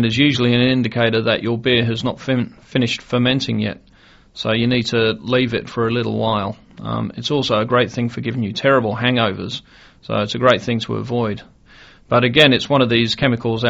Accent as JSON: {"language": "English", "country": "Australia", "said": "I'm Australian"}